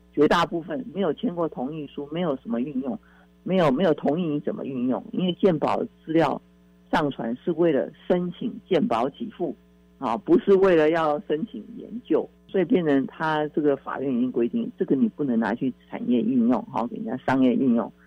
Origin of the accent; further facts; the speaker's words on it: Taiwan; 台湾的病就是亚洲人或中国人或我们台湾人的病